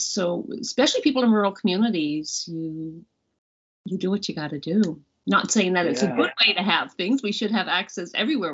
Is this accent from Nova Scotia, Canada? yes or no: yes; Nova Scotia, Canada; also born or lived in Newfoundland and Labrador, Canada; I am from Nova Scotia. I was born in Cape Breton and moved a lot in my youth between Nova Scotia and Newfoundland, actually a lot.